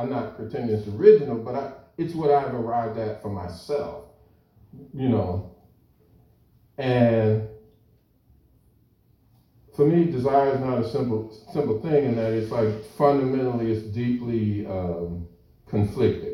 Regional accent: United States; growing up in the United States as a racialized post-colonial subject

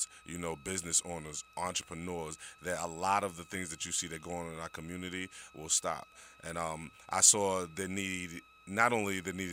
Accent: New York City, New York, United States; I grew up in New York City as a young man, single-parent household

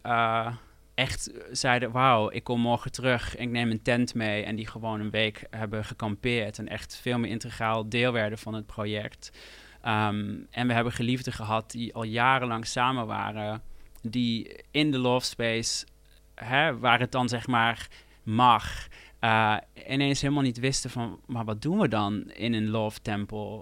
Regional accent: near Eindhoven, North Brabant, Netherlands; moved away as an adult; ik groeide natuurlijk op bij Eindhoven

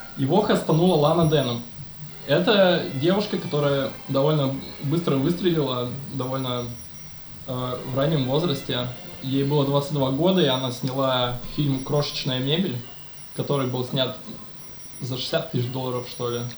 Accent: Omsk, Omsk Oblast, Russia; я я из Омска

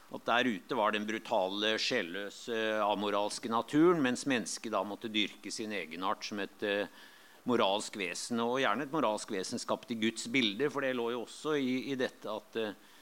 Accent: Lillehammer, Innlandet, Norway; moved away; jeg kom fra Lillehammer, og der hadde vi der har vi jo Mjøsa

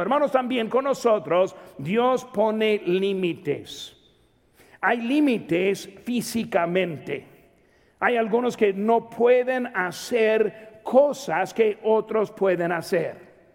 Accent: Mexico; soy mexicano

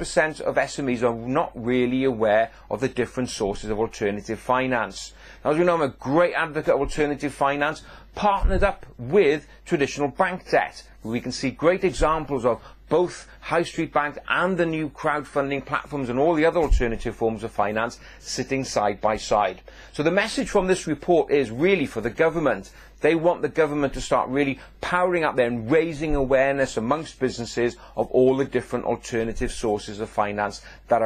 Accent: Welsh, Wales, United Kingdom; being Welsh

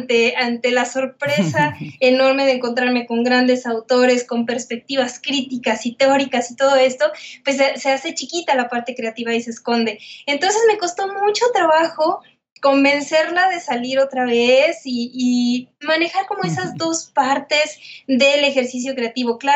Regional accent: Guadalajara, Jalisco, Mexico; Guadalajara, Jalisco.

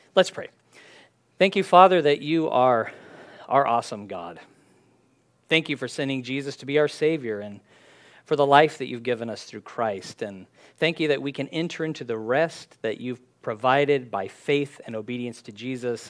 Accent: San Diego, California, United States; When I was growing up in San Diego

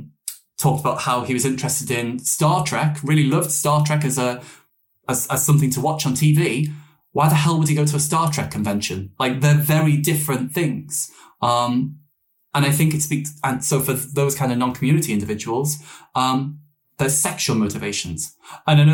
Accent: Liverpool, North West England, United Kingdom; moved away as an adult; also born or lived in Newcastle, North East England; I grew up in Liverpool for 19 years and then in the Northeast for 6

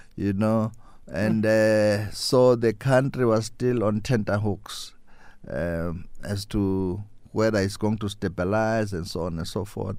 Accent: South Africa; moved away as an adult; now in Brazil; They ask me, "Where do you come from?" I'll say South Africa.

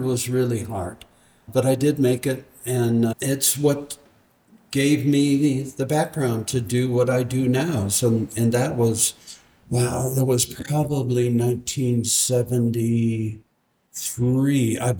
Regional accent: Detroit, Michigan, United States; moved away as an adult; also born or lived in Santa Fe; now in Marfa, United States; I was born in Detroit, which I went to high school there

